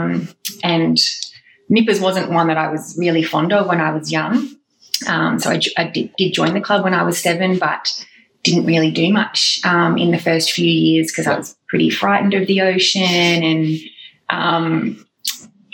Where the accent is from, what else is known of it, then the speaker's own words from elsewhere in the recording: Alexandra Headlands, Queensland, Australia; also born or lived in Canberra; I actually grew up here, not in this house, but in this suburb, Alexandra Headlands